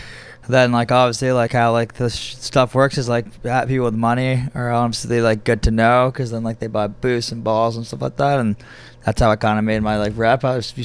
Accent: Montreal, Quebec, Canada; also born or lived in London; now in Toronto, Canada; I'm from Montreal originally, so I was like pretty down to move back home

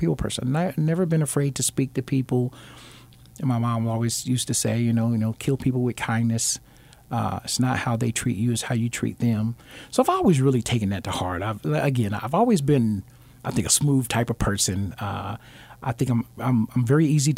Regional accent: Alabama, United States; moved away; I'm originally from Alabama, and I've always been taught or raised, I'm a Southern gentleman.

